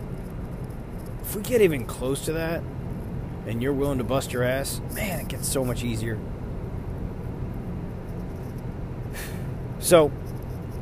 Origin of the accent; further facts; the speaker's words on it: New York, United States; I'm from New York